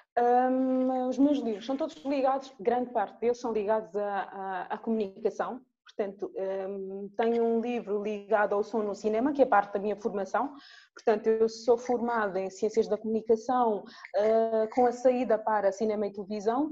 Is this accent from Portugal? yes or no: no; Angola; sou angolana